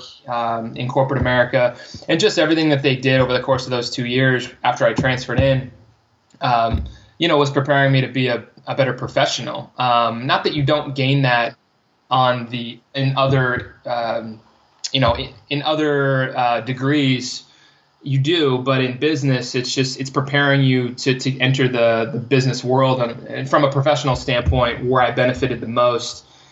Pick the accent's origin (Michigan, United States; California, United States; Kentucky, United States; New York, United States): California, United States; moved away as an adult; also born or lived in Arizona; I'm from California. I went to community college after high school.